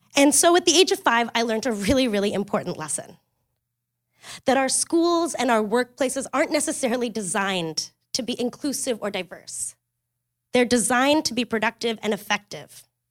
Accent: Kingston, Ontario, Canada; I grew up in Kingston, Ontario

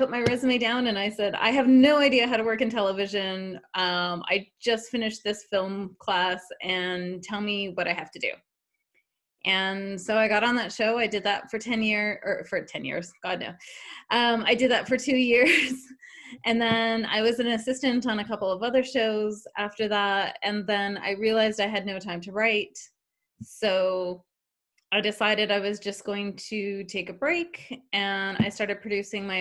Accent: Canada; I'm originally from Canada.

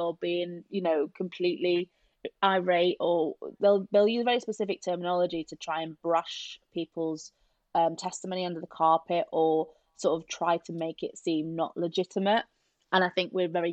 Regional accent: Yorkshire and the Humber, United Kingdom; we're both from South Yorkshire

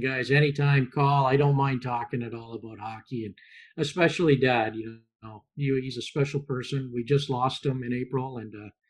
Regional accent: Connecticut, United States; but I grew up mostly in Connecticut when my dad was with the Whalers

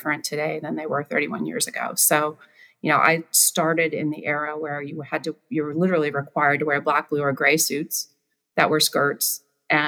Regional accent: Baltimore, Ohio, United States; I grew up in Baltimore, Ohio, that had two stoplights.

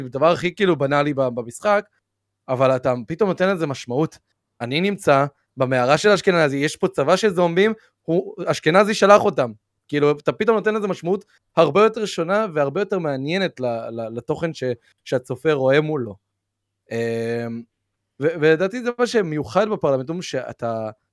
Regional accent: Israel; שאני מישראל, כאילו, אני ישראלי

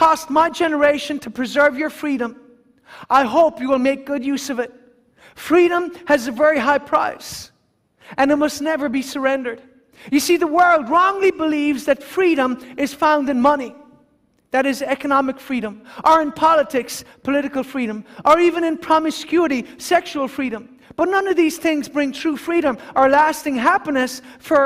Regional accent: Ireland; us as Irish people

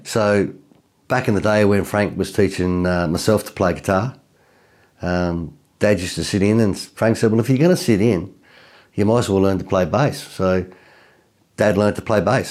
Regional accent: Tasmania, Australia; I'm from Tasmania, so Tassie is a little island just south of, um, mainland Australia

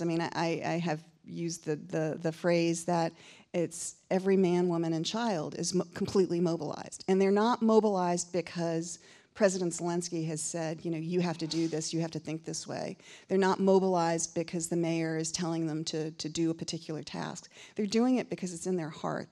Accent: Connecticut, United States; my home state of Connecticut

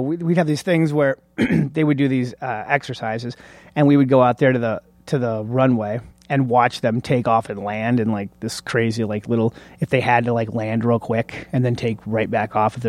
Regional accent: Oscoda, Michigan, United States; So, I lived in Oscoda, Michigan, which is, way north.

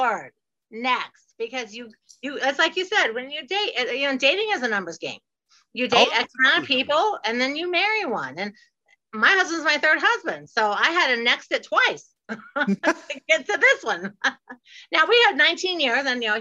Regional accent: Ohio, United States; moved away as an adult; also born or lived in Fort Lauderdale, Florida; now in Florida, United States; I'm from Ohio and I have moved all by myself to Fort Lauderdale. So I moved when I was 19 after high school

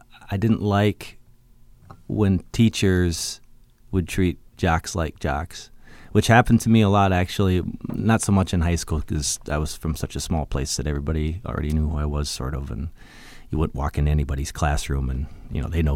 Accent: Minnesota, United States; I was born in Minneapolis to very young parents. My parents were 19 and 20 years old only, so I was something of a love child, I believe. Props to …. But we moved soon to Southwest Minnesota

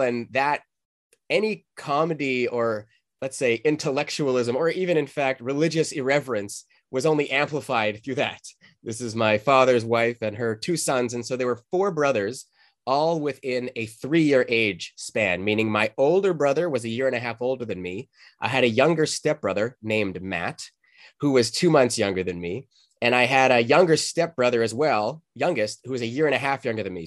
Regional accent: Calgary, Alberta, Canada; moved away; also born or lived in Boulder, Colorado; where I grew up in Canada.

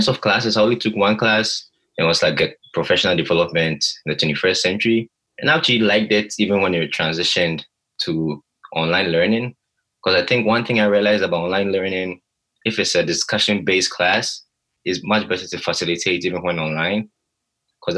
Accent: Ghana; moved away as an adult; now in Virginia, United States; I'm from Ghana originally, by the way, also. I couldn't go back home

